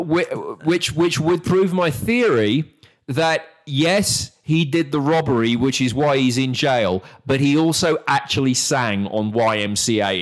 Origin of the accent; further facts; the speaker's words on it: United Kingdom; moved away as an adult; now in Texas, United States; as a British person